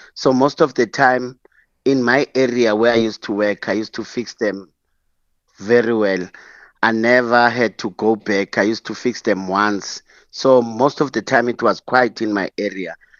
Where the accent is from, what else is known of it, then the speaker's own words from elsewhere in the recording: Soweto, Gauteng, South Africa; also born or lived in Eastern Cape; I grew up in Soweto, and I was fortunate to s, grow up and, or study in Eastern Cape